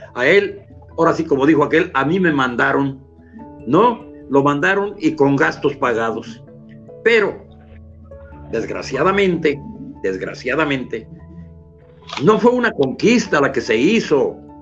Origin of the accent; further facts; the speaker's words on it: Mexico; Nosotros que somos ni españoles ni indígenas, sino somos una mezcolanza, somos criollos, somos una raza